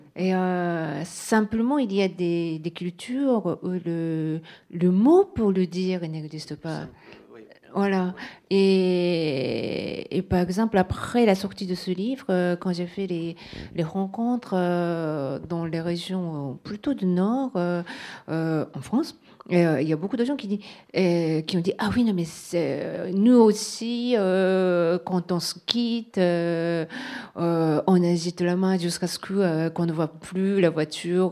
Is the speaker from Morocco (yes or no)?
no; Japan; first language Japanese; French is a second language; moved away; le, japonais, c'est ma langue maternelle